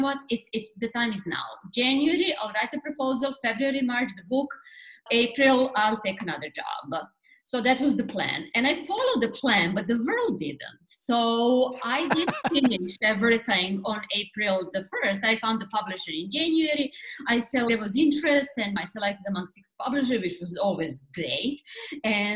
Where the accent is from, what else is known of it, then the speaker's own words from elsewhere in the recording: Belgrade, Serbia; first language Serbian; English is a second language; moved away as an adult; now in New York, United States; I'm Serbian from Belgrade, the capital of Serbia. I moved to New York 20 years ago